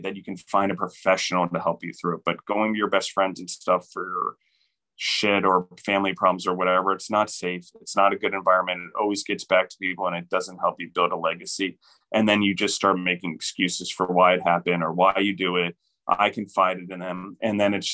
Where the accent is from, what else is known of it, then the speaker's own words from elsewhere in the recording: United States; particularly as Americans